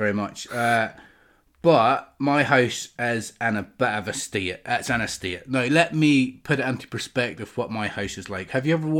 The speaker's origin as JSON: {"language": "English", "region": "New York", "country": "United States", "said": "Hey, the bagel. I'm from New York."}